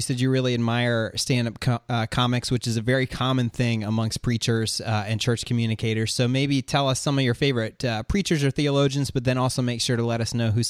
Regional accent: Florida, United States; now in Georgia, United States; I live in the southeastern United States. I grew up in Florida. I now live in Georgia.

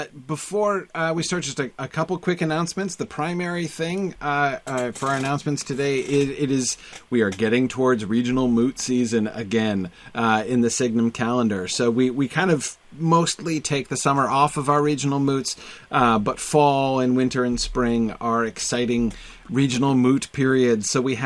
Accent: Amherst, New Hampshire, United States; I grew up in Amherst with an H, New Hampshire.

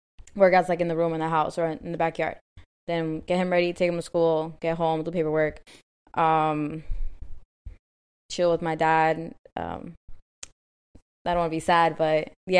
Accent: Cali, Valle del Cauca, Colombia; moved away; I'm from El Valle, from Cali.

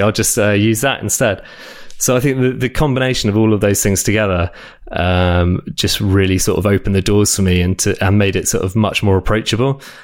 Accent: South of England, United Kingdom; also born or lived in France; now in London, United Kingdom; I grew up in uh, south of England

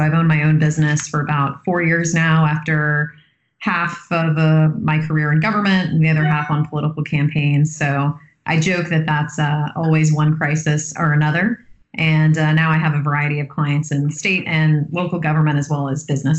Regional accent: Tallahassee, Florida, United States; Well, I'm from Tallahassee.

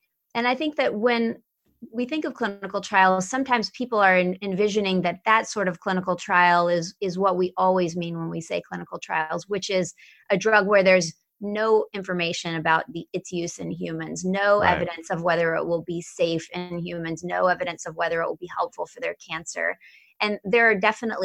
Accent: Atlanta, Georgia, United States; now in Maryland, United States; I'm originally from Atlanta, Georgia, and have been in Maryland now for about 25 years

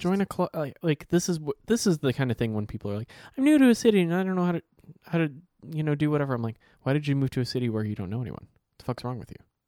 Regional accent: Ohio, United States; I'm from Ohio

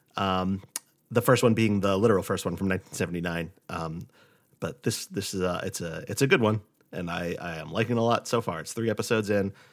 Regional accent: Rhode Island, United States; born or raised there; moved away

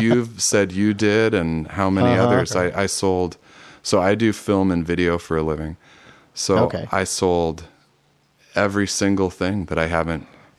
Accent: Grand Rapids, Michigan, United States; now in California, United States; I was from Grand Rapids.

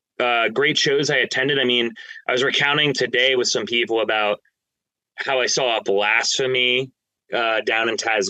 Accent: New Jersey, United States; I'm from Central Jersey. So, yep. I don't care what the government dictates as Central Jersey. That's where I grew up.

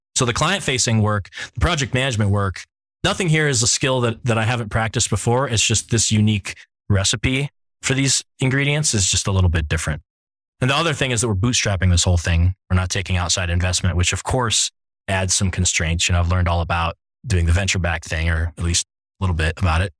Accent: Ohio, United States; now in San Francisco, United States; I have a large extended family in Pittsburgh, even though I grew up in Ohio.

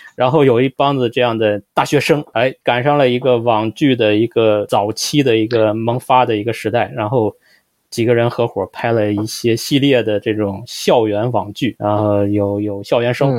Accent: Shijiazhuang, Hebei, China; 我们都是来自二三线城市

